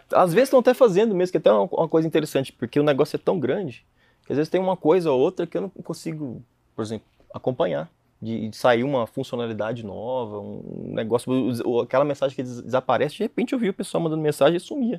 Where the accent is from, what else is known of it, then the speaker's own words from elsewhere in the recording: Jussara, Goiás, Brazil; moved away as an adult; now in London, United Kingdom; Vim de Jussara.